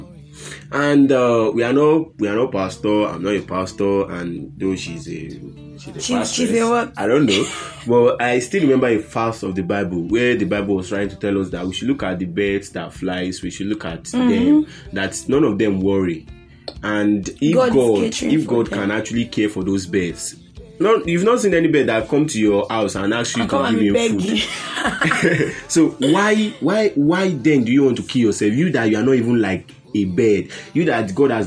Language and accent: English; Nigeria; we are all Nigerian students